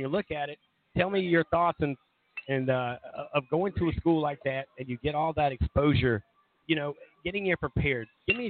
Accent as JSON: {"language": "English", "town": "Myrtle Beach", "region": "South Carolina", "country": "United States", "also_born_or_lived": "James Island, South Carolina", "moved": "yes", "lives_now": "Charleston, United States", "said": "I'm originally from Myrtle Beach, and I always tell everybody James Island and Surfside, Myrtle's Inlet"}